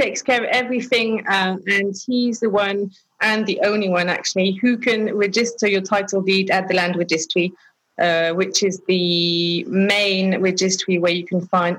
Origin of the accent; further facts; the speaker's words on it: Lyon, Auvergne-Rhône-Alpes, France; also born or lived in England; Yeah, so I was born in England, and afterwards we came to live in France, in Lyon.